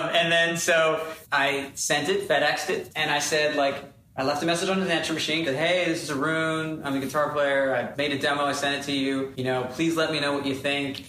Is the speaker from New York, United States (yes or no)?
no; Texas, United States; in school, not only being in Texas, I was also the like, in a lot of schools, the only colored person in the building